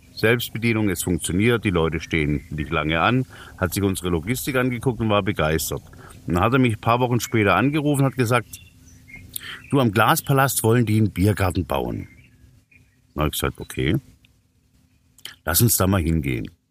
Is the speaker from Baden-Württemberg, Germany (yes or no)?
yes; Böblingen, Baden-Württemberg, Germany; ich komme ja aus Böbling